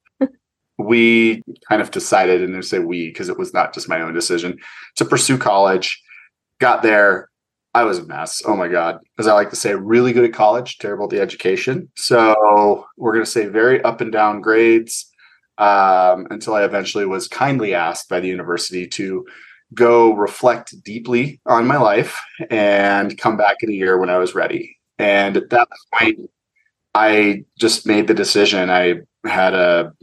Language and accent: English; Colorado, United States; I grew up here in Colorado doing the Colorado things